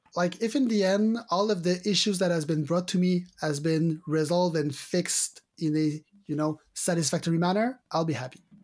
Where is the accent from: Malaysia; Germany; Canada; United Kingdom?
Canada; accent: French Canadian; my French Canadian accent